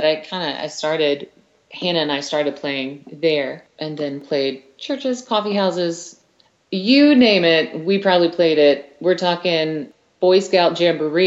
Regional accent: Columbia, South Carolina, United States; I grew up in Columbia, South Carolina

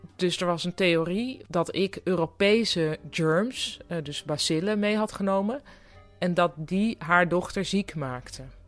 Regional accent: Netherlands; moved away as an adult; also born or lived in Boston; want ik kwam uit Nederland

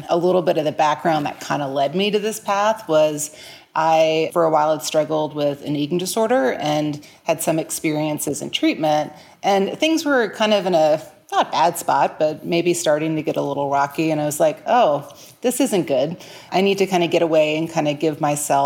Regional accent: New Orleans, Louisiana, United States; moved away as an adult; now in Tulsa, United States; I was actually born and raised in New Orleans, but I've been in Tulsa, Oklahoma for the past almost 21 years

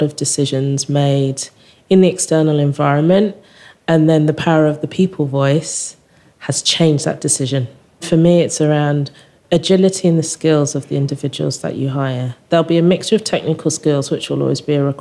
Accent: England, United Kingdom; I'm English

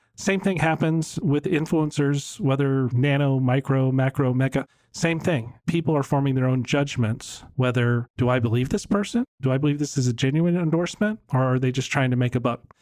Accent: Virginia, United States; now in Dallas, United States; I grew up in Virginia

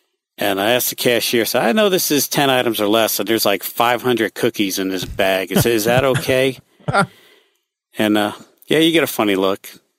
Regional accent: Ohio, United States; moved away; I'm from Ohio

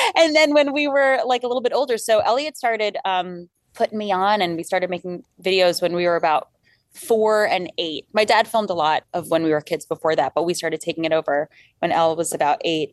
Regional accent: Long Island, New York, United States; we grew up on Long Island

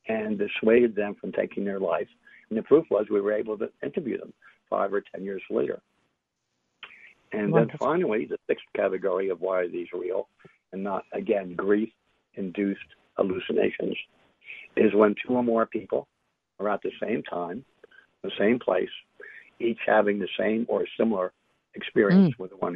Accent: New York City, New York, United States; I'm from New York City, from Manhattan

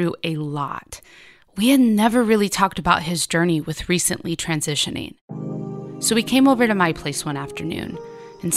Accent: Sacramento, California, United States; We both grew up in South Sacramento

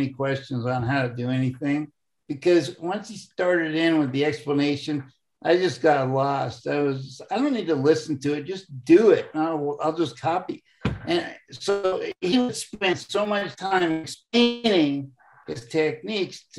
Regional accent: United States; I'm an American. I live in America.

